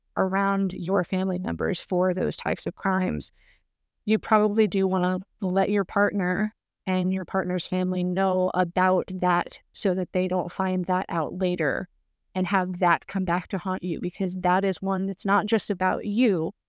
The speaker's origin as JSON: {"language": "English", "region": "the Bible Belt", "country": "United States", "tie": "born or raised there", "said": "But growing up in the Bible Belt, I kind of figured out at a relatively young age not to talk that much about being Mormon"}